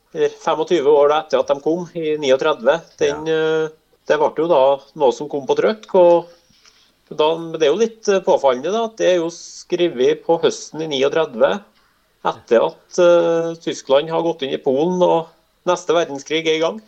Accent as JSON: {"language": "Norwegian", "area": "near Lofjorden in Åsenfjorden", "region": "Trøndelag", "country": "Norway", "said": "Da er vi ikke så langt unna der jeg er fra"}